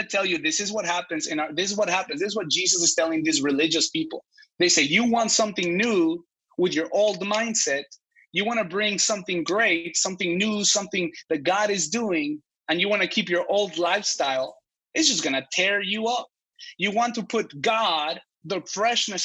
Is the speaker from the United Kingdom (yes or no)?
no; Mexico; moved away; I grew up in Mexico